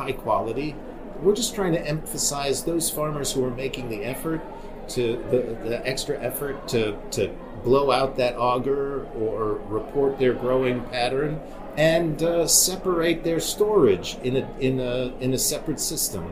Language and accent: English; Wyoming, United States; I grew up in Wyoming.